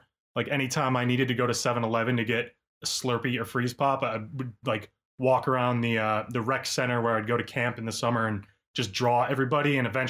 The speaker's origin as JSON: {"language": "English", "town": "Orchard Park", "region": "New York", "country": "United States", "tie": "born or raised there", "said": "I was born in Buffalo, New York, a town called Orchard Park, right outside, about 15 minutes outside of Buffalo. And I just grew up absolutely obsessed with drawing"}